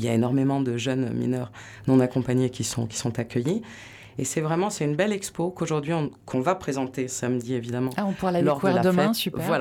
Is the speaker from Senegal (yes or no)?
no; Landes, Nouvelle-Aquitaine, France; moved away as an adult; also born or lived in Paris / Bordeaux; Je suis née à Paris, Élise. Mais j'ai grandi dans les Landes.